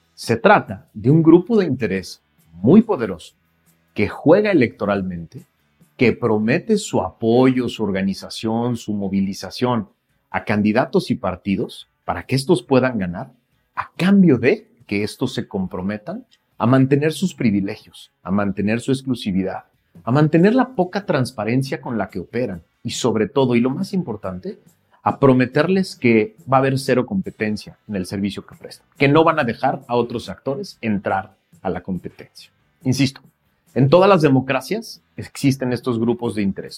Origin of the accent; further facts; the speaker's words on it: Mexico; mexicanas y mexicanos, tú y yo